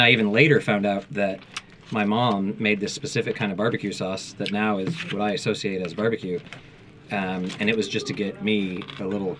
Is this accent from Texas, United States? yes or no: yes; Texas, United States; I grew up in Texas, with a certain kind of barbecue that turns out isn't actually Texan.